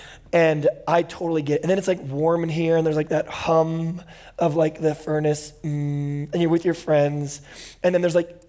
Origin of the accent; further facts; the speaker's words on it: Bakersfield, California, United States; also born or lived in Indiana / Oklahoma; I'm from Bakersfield. I was born in Indiana, then lived for 10 years in Oklahoma, and then I lived in Bakersfield for 12 years